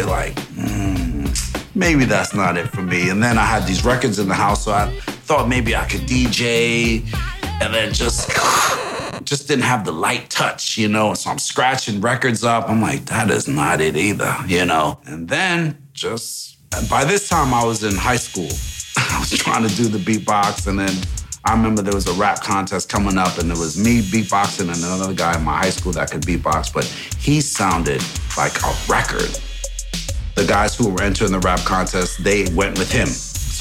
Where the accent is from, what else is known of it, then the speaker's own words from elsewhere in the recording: Englewood, New Jersey, United States; also born or lived in Kingston, Jamaica / Union City, New Jersey / Teaneck, New Jersey; put me into school up here in Englewood. So I was now growing up around all these white kids.